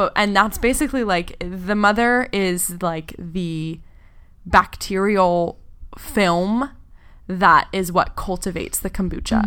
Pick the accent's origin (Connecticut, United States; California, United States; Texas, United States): California, United States; Gualala; I grew up in a really, really small town in the middle of nowhere, uh, in, in Northern California